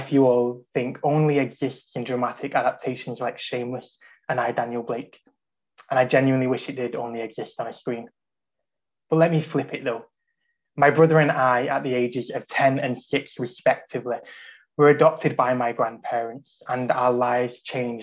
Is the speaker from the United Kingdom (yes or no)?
yes; Salford, North West England, United Kingdom; I was raised in Salford, in what was then one of the most deprived postcodes in the Northwest